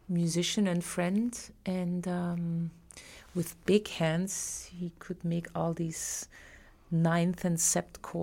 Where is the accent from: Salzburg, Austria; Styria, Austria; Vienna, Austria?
Styria, Austria; Graz; moved away as an adult; now in New York, United States; my hometown in Austria, in Graz